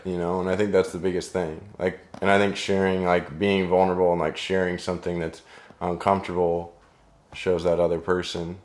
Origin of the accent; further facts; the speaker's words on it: Overland Park, Kansas, United States; I grew up in Overland Park.